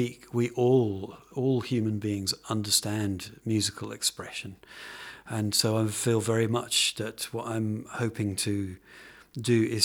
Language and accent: English; London, United Kingdom; moved away; I was brought up in South London or near South London